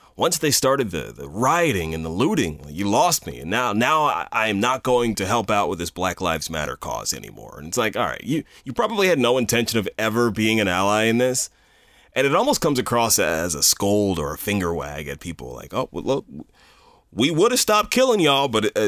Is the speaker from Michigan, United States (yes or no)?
no; Bel Air, Maryland, United States; I've lived in Bel Air my entire life. I grew up in Harford County